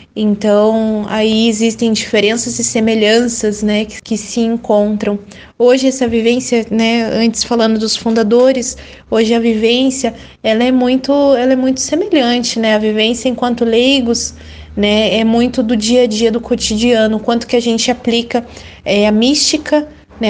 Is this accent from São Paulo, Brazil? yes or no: no; Paraná, Brazil; sou do Paraná